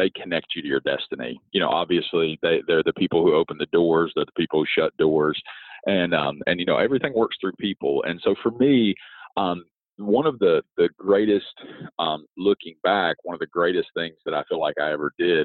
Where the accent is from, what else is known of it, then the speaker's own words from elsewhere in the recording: rural West Virginia, United States; I grew up in rural West Virginia, a very small town.